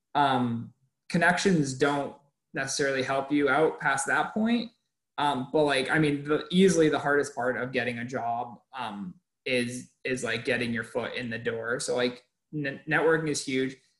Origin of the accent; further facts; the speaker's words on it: Maine, United States; moved away as an adult; also born or lived in Massachusetts; now in California, United States; I am originally from Maine, came out to Clark